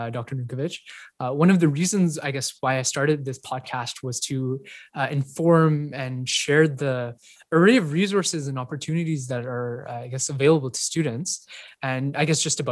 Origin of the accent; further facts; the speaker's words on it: Canada; also born or lived in India; I was born in India, and then we moved to Canada when I was about 2 years old